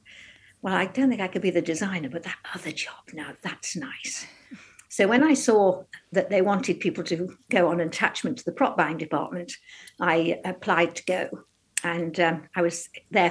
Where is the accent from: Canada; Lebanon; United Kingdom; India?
United Kingdom; Newcastle-under-Lyme, West Midlands; moved away as an adult; now in London, United Kingdom; I was born and brought up in Newcastle-under-Lyme in North Staffordshire